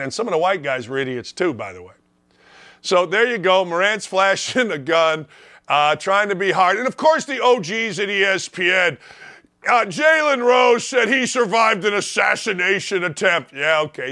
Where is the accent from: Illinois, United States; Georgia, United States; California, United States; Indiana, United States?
Indiana, United States; Gary; growing up in Gary, Indiana